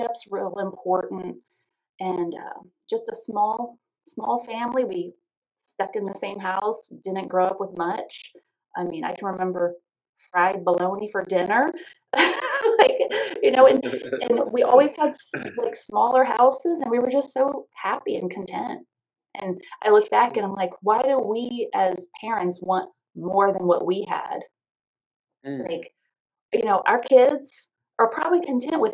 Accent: Triangle, Virginia, United States; also born or lived in Lake Ridge, Virginia; I grew up in Triangle, right outside the Quantico Marine Corps base

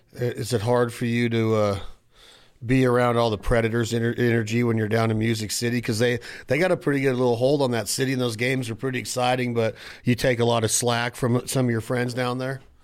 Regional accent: Nevada, United States; I'm from Nevada

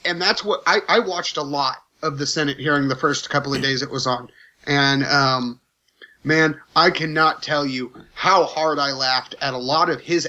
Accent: Texas, United States; moved away; I'm a Texan.

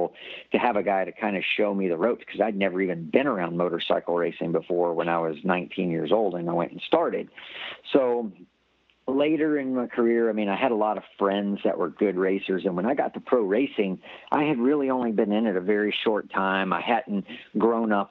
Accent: Gulfport, Mississippi, United States; growing up in South Mississippi

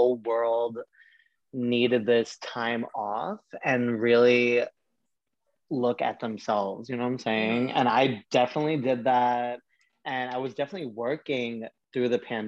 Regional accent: New York City, New York, United States; also born or lived in Staten Island, New York; I was born and raised in Brooklyn, and where was I raised? Oh, in Bay Ridge

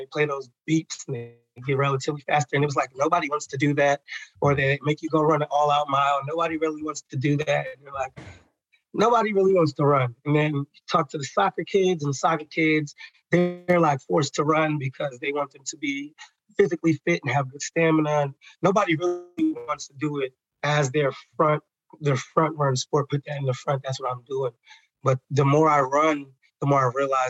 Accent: Maryland, United States; also born or lived in Atlanta, Georgia / Nashville, Tennessee; I am from Maryland. So I get to do this job in the community that I grew up in.

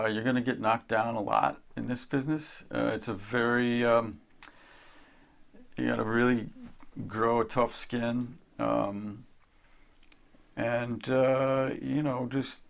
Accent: Kansas, United States; moved away; a kid growing up in Kansas

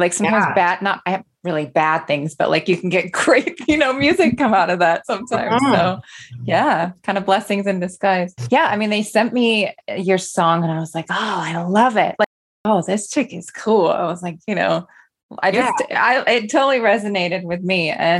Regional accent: United Kingdom; moved away; I'm a British citizen.

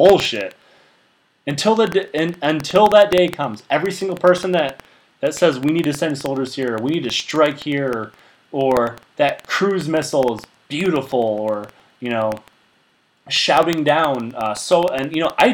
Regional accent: United States; we, as American people

